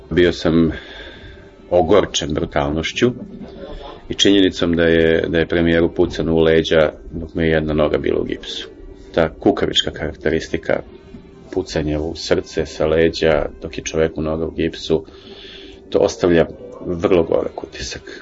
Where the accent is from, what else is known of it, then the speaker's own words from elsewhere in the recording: Belgrade, Serbia; Bio sam očen što sam beograđanin